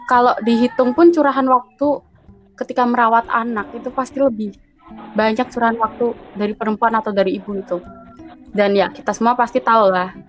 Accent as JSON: {"language": "Indonesian", "region": "Java", "country": "Indonesia", "said": "karena kan saya orang Jawa nih bang. Kalau di Jawa tuh sebenarnya"}